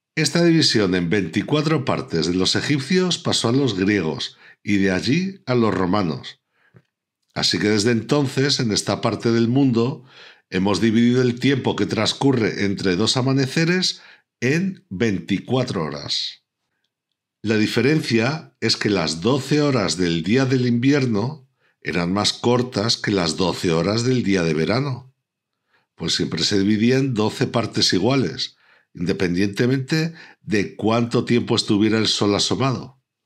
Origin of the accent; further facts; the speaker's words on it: Pertusa, Aragon, Spain; mi pueblo, Pertusa.